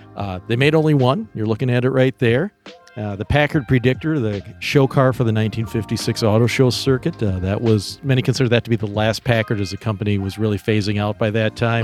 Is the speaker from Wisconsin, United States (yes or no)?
yes; Wisconsin, United States; now in South Bend, United States; my hometown in Wisconsin